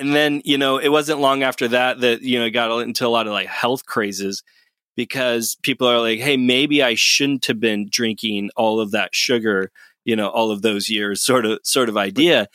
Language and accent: English; United States